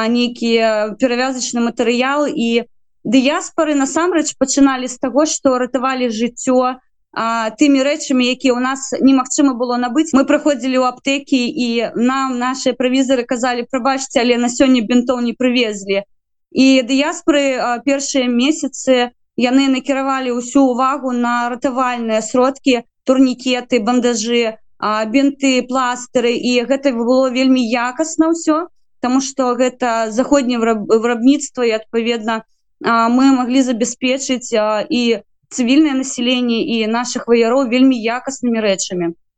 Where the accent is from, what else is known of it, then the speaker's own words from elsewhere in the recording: Belarus; now in Ukraine; як беларуска